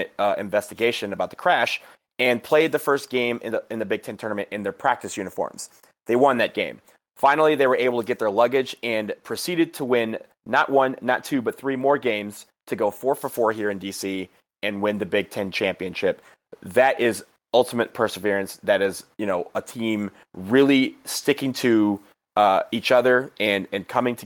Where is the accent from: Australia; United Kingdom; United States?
United States; Michigan; now in Washington, D.C., United States; I'm from Michigan